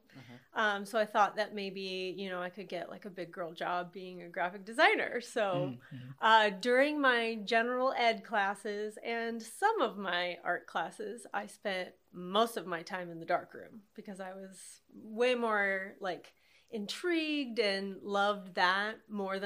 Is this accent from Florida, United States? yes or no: no; Altoona, Iowa, United States; also born or lived in Kansas City; I grew up there in Altoona in the country.